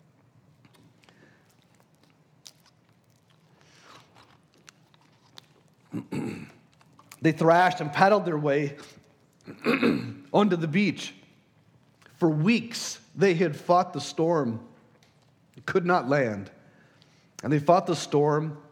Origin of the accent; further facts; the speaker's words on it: El Paso, Texas, United States; I was born in El Paso, the desert